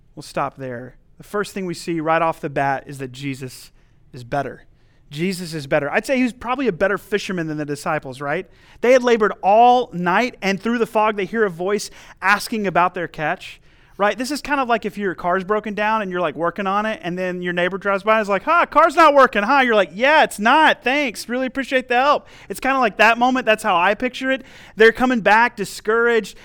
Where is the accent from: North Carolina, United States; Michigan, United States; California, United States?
North Carolina, United States; also born or lived in Missouri; flying back home to North Carolina